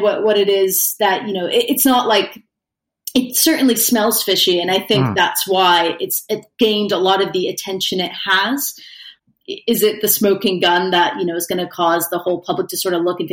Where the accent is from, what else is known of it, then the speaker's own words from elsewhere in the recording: United States; now in United Kingdom; as an American living here